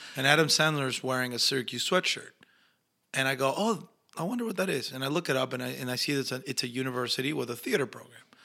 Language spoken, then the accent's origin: English; Argentina; accent: Argentinian; moved away; also born or lived in Mexico / Los Angeles; my natural accent is Argentinian